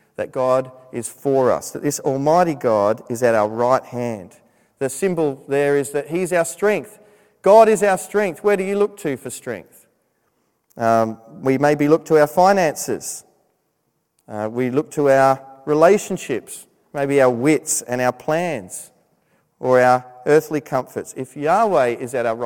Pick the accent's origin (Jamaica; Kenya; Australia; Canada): Australia; moved away as an adult; when I was living in Australia